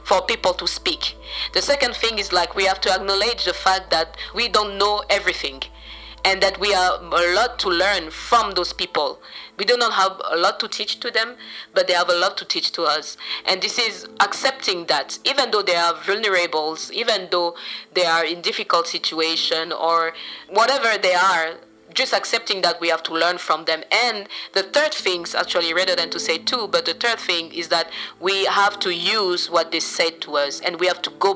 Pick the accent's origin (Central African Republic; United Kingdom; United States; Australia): Central African Republic; I'm from the Central African Republic, and I run a youth-led organization